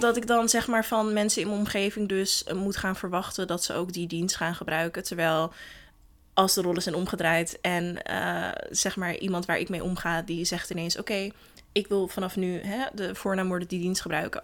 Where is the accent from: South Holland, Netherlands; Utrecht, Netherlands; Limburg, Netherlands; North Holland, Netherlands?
North Holland, Netherlands; Den Helder; moved away as an adult; ik ben geboren in Den Helder en daar opgegroeid.